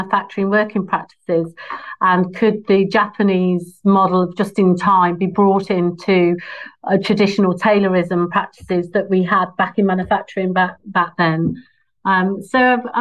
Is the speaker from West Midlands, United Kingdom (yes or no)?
yes; Nuneaton, West Midlands, United Kingdom; I was born in Nuneaton in the Midlands